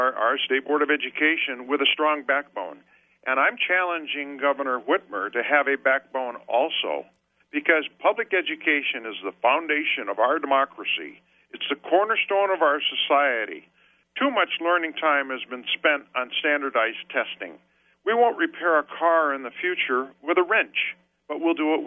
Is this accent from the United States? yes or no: yes; Wyandotte, Michigan, United States; I was born and raised in Wyandotte, and we had our own generator and our own water